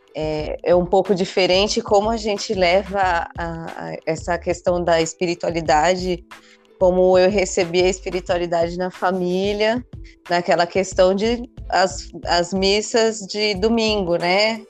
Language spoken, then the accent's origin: Portuguese; São Paulo, Brazil; now in Ubatuba, Brazil; Eu falo que eu nasci em São Paulo, me criei